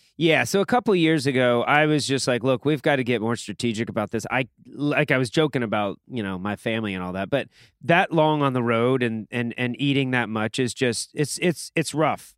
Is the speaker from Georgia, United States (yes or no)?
yes; Atlanta, Georgia, United States; I'm from the A T L, Atlanta, Georgia